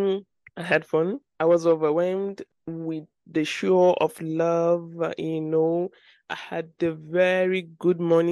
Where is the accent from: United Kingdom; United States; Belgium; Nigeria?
Nigeria; also born or lived in Abuja; my Nigerian people from Boston